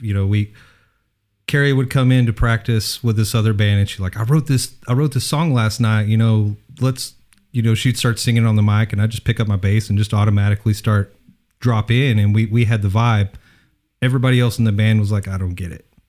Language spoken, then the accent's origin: English; Odessa, Texas, United States; moved away; Originally Odessa